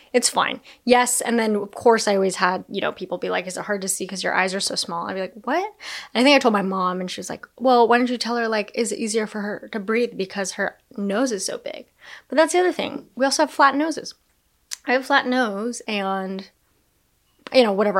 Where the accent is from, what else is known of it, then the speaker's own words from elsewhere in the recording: United States; I'm Chinese American, I'm Japanese American